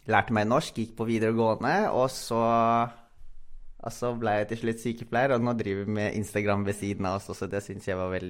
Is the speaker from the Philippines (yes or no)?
yes; Philippines; Norwegian is a second language; now in Norway; jeg kom jo fra Filippinene.